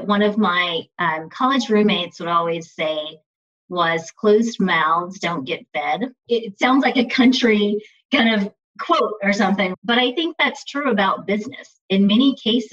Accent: Texas, United States; growing up in Texas, Juneteenth happened here.

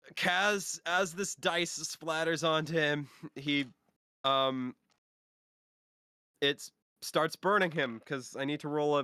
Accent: Northwest Indiana, United States; accent: Northwest Indiana; It's my Northwest Indiana accent coming through here.

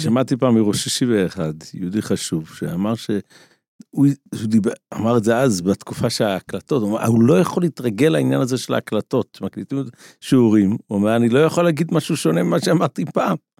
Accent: Israel; כשאני גדלתי בעולם הישיבות פה בארץ לפני 30 שנה

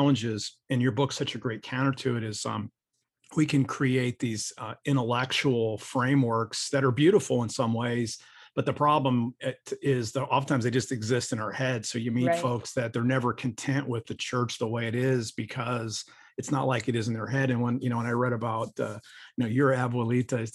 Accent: Ohio, United States; I'm from Ohio, so I'm just a white guy from Ohio

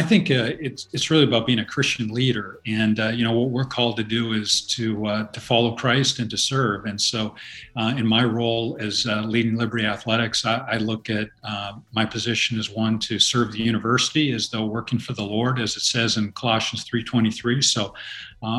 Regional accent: Canada; moved away as an adult; now in United States; I grew up in Canada

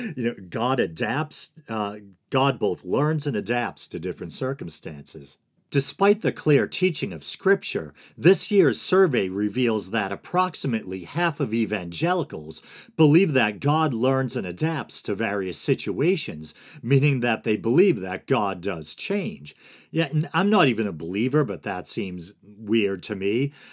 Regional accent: Boston, Massachusetts, United States; accent: Boston; Me with my accent, with this ridiculous, uh, Boston accent.

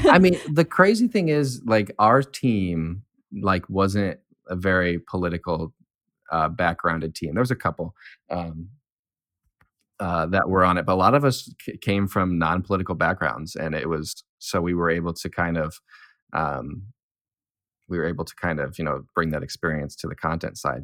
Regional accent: near South Bend, Indiana, United States; now in South Bend, United States; I'm from South Bend, um, well, I'm from a town over, but I've lived in South Bend for four or five years now

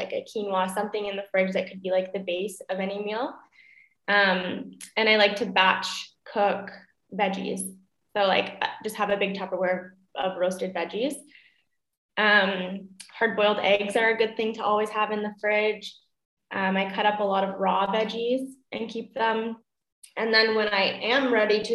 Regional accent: Canada; also born or lived in Niagara Falls, Canada; now in Germany; I am from Canada

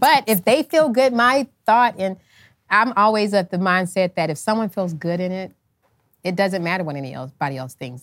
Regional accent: United States; me being American

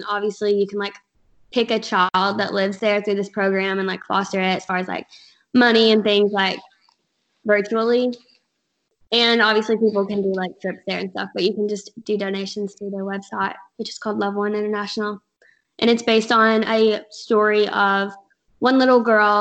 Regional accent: Kentucky, United States; now in Alabama, United States; I'm actually from Kentucky.

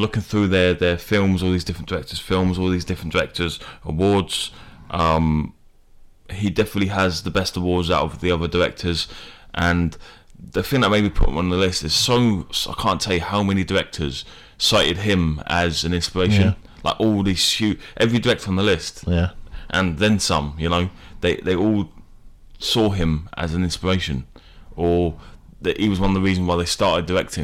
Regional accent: England, United Kingdom; we're English

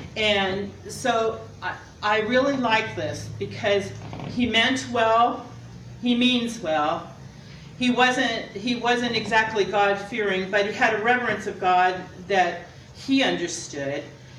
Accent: California, United States; Because I came from Southern Cal, and everything there, most of everything there was a lot of fakeness and materialism

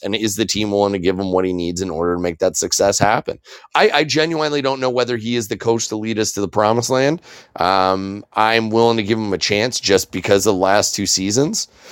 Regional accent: Canada; as a Canadian citizen

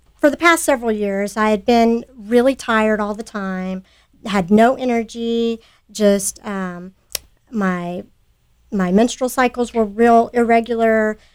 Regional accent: Sugar Land, Texas, United States; I grew up in Sugar Land.

